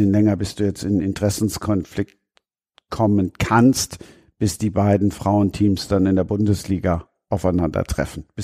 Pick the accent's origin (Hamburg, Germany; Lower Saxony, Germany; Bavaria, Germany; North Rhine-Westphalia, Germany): North Rhine-Westphalia, Germany; Düsseldorf; born there; now in Cologne, Germany; Da sag ich jetzt nur zu, ich bin in Düsseldorf geboren und wohne in Köln.